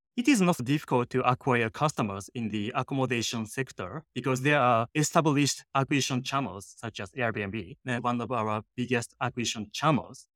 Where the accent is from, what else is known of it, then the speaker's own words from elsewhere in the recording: Japan; English is a second language; moved away as an adult; now in San Francisco, United States; I'm originally from Japan and came to San Francisco. I didn't have friends. I didn't have money. Mm-hmm. I didn't speak English